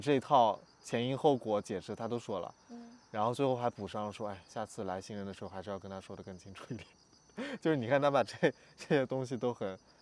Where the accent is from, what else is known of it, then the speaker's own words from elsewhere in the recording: Lanzhou, Gansu, China; moved away; 我在兰州出生长大